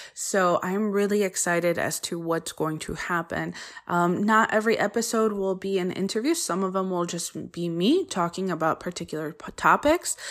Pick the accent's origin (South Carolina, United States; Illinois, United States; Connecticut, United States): Connecticut, United States; first language Polish; English is a second language; also born or lived in Poland (ancestry); I didn't speak English, uh, until I went to preschool, even though I was born here